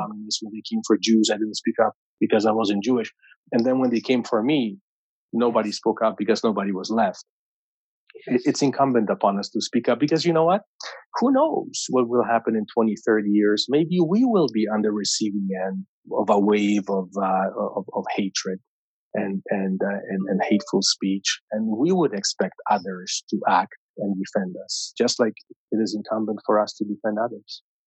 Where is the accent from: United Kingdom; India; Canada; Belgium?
Canada; as a Canadian of Polish heritage